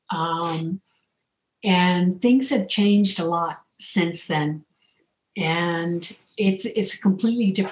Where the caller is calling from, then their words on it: New Mexico, United States; Um, I am in New Mexico.